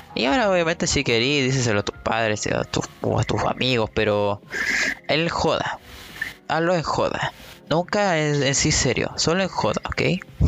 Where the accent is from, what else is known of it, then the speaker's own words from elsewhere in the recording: Chile; soy de Chile